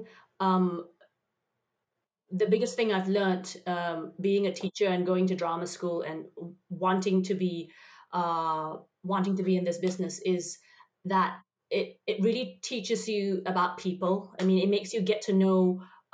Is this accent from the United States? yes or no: no; Singapore; in Singapore where we have multicultures there.